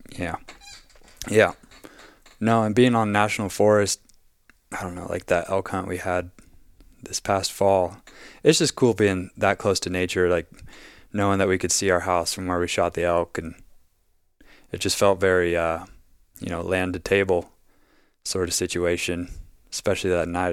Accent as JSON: {"language": "English", "region": "Wyoming", "country": "United States", "also_born_or_lived": "Southern Colorado", "moved": "yes", "lives_now": "Oregon, United States", "said": "I'm from Wyoming"}